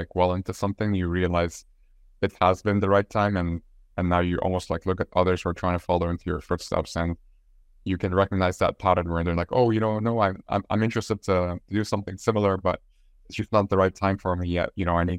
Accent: Egypt; moved away as an adult; now in Ireland; I'm from Egypt. I've recently gotten my Irish citizenship as well.

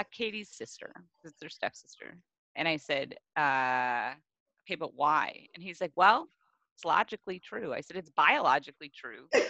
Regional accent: Midwest, United States; I grew up in a Midwestern family that sugarcoats everything

